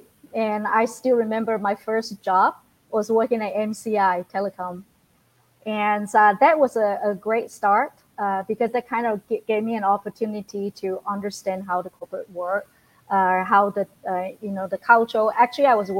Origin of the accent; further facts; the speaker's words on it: China; moved away as an adult; now in United States; I came from China exactly 36 years ago. As a student.